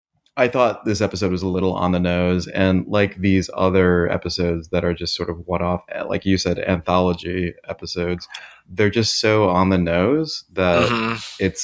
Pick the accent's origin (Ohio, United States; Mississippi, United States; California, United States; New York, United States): Ohio, United States; Columbus; we're from Columbus, which is where Wendy started